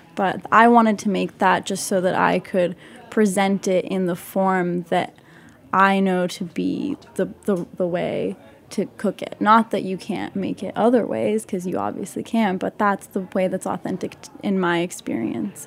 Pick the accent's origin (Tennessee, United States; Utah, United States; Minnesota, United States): Utah, United States; Salt Lake City; moved away as an adult; also born or lived in West Bank, Palestine; now in New York, United States; I grew up in Utah and in the West Bank